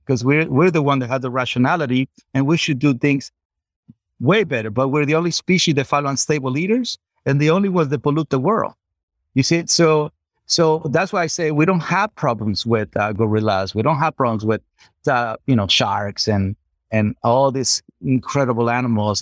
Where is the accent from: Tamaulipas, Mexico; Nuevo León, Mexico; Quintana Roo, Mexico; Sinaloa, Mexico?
Sinaloa, Mexico; Culiacán; I'm from Culiacán, Sinaloa, Mexico